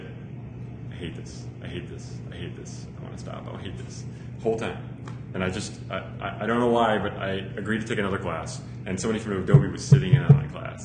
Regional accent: Chicago, Illinois, United States; I grew up in Chicago

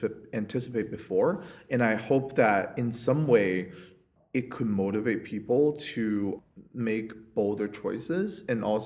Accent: China; now in New York City, United States; I am from China

